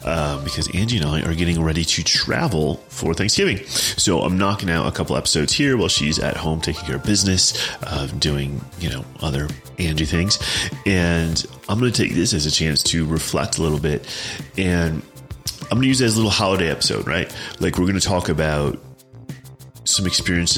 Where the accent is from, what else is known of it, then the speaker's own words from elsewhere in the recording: Chicago, Illinois, United States; also born or lived in Champaign, Illinois / Cape Girardeau, Missouri; I'm from the Chicago suburbs